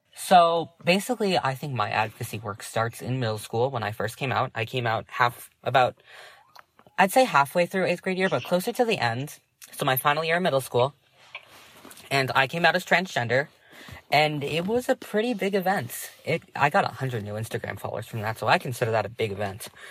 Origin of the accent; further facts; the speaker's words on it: Massachusetts, United States; I'm 16 years old. I'm from Massachusetts